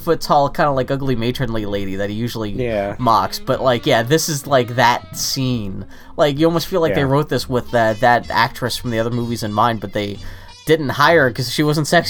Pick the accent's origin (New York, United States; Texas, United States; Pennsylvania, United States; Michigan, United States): Texas, United States; I'm a Texan